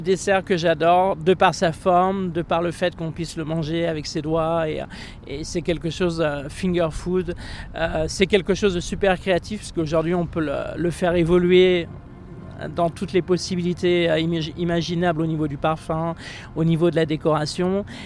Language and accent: French; Champagne, Grand Est, France; moved away as an adult; also born or lived in Monaco / Annecy / New York; now in Los Angeles, United States; Je suis né en Champagne.